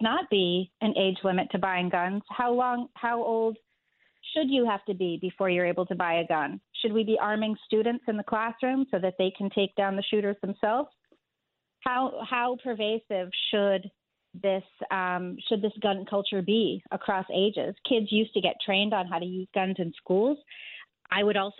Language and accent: English; Northeast Corridor, United States; also born or lived in New York City; now in New York, United States; I grew up entirely in the Northeast Corridor